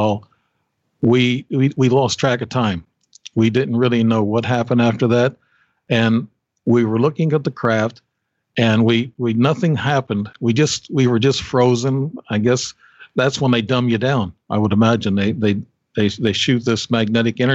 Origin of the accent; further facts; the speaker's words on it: Alton, Illinois, United States; also born or lived in Alaska; We were in Alton, Illinois. I'm still in Alton, really. I come back from Alaska for a couple of years and come back here